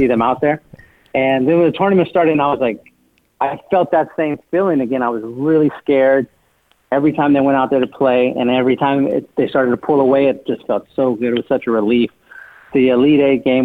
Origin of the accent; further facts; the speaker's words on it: San Antonio, Texas, United States; growing up in San Antonio, watching the Spurs for so long